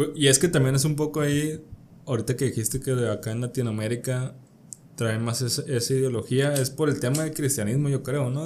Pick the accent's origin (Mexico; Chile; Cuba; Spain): Mexico; Culiacán, Sinaloa; crecí alejado del tema aquí culichi de, de narcotráfico